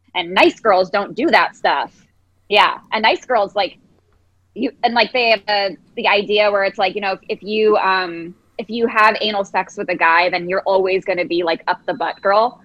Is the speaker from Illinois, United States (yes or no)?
yes; Chicago, Illinois, United States; now in London, United Kingdom; I'm from Chicago